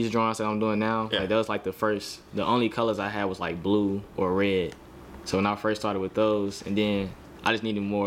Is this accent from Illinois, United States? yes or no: yes; Chicago, Illinois, United States; I'm from Chicago